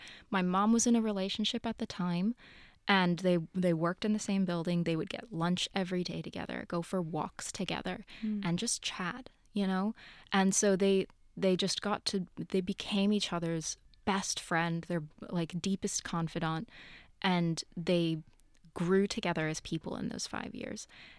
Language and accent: English; New York, United States; No, that's very far. I'm from New York.